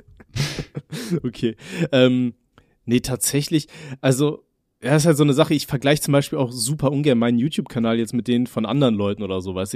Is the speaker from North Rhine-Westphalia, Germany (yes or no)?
yes; Aachen, North Rhine-Westphalia, Germany; bei uns in Aachen